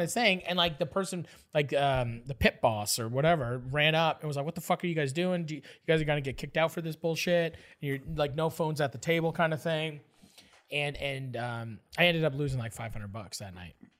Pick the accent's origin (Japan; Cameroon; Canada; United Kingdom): Canada; I'm from Canada.